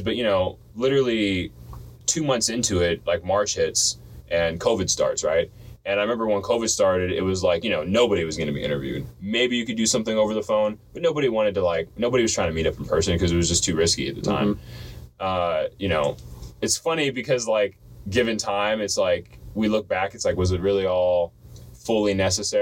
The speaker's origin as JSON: {"language": "English", "region": "Florida", "country": "United States", "tie": "born or raised there", "moved": "yes", "lives_now": "Washington, United States", "said": "I grew up most of my life in Florida"}